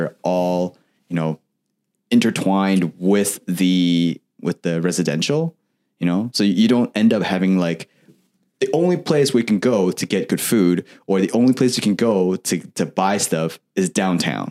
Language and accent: English; Richmond Hill, Ontario, Canada; also born or lived in Taiwan / Toronto; I'm originally from Richmond Hill